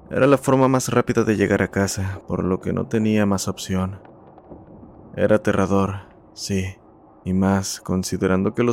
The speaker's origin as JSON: {"language": "Spanish", "country": "Argentina", "said": "soy de Argentina."}